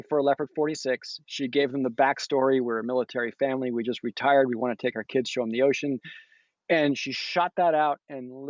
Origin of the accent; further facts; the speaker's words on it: United States; also born or lived in Massachusetts / Rhode Island; I grew up coastal cruising in Massachusetts and Rhode Island.